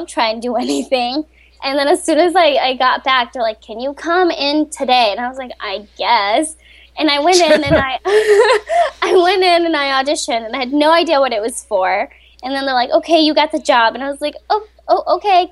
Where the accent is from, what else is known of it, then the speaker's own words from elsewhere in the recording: Colombia; moved away; also born or lived in Rochester, Minnesota, United States / Florida, United States; I grew up in Colombia, South America, and my mom got a job. Her job brought her to Minnesota. I grew up. Half my life, I spent it in Rochester